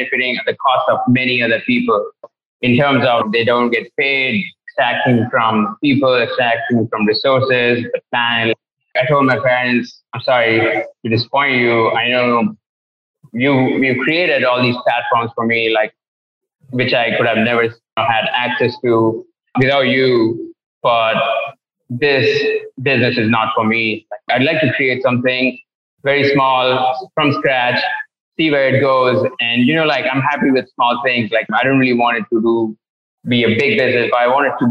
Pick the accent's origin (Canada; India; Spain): India; Erode, Tamil Nadu; moved away as an adult; also born or lived in England; I was born in Erode, which is one of the biggest industrial textile towns of India.